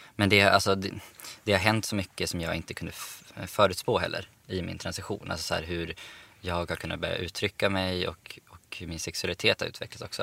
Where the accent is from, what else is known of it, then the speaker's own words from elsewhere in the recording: Umeå, Västerbotten County, Sweden; now in Stockholm, Sweden; Sen har jag, flyttade jag till Stockholm också. Jag är från Umeå egentligen